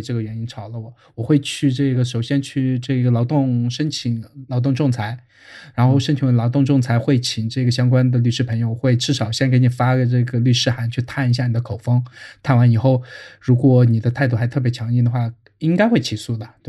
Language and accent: Chinese; China; 就之前我在外企时候，整个组就只有我我一个中国人，然后我看到我的同事们走了，我我就和他们一起走